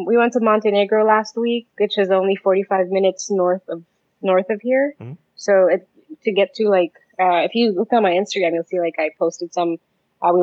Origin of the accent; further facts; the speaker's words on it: Philippines; now in Albania; I'm Filipino.